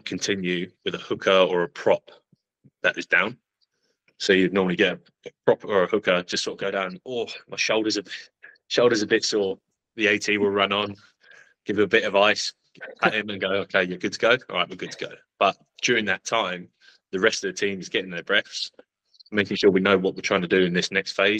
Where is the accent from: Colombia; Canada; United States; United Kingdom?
United Kingdom; England; I'm an English guy